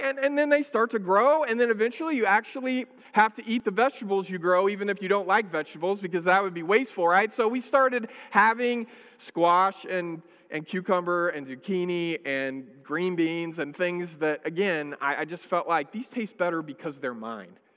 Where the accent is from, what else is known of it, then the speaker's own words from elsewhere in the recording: Northern California, United States; I grew up in a city in, in California. I, I grew up in Northern California